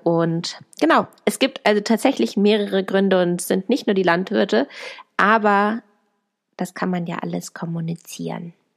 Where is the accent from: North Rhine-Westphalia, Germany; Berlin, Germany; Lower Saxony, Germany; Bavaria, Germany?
Lower Saxony, Germany; Hanover; ich komme übrigens aus Hannover